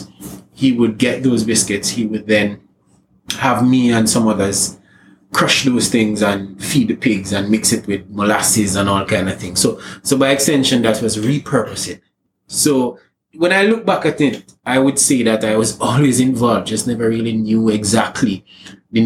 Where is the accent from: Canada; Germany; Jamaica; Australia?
Jamaica; moved away as an adult; now in Trinidad and Tobago; I'm a Jamaican living in Trinidad